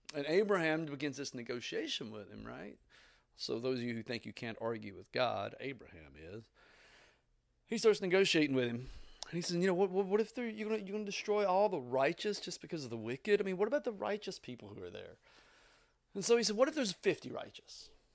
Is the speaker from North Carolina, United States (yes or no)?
no; Southeast Tennessee, United States; I grew up in Southeast Tennessee in the eighties, seventies and eighties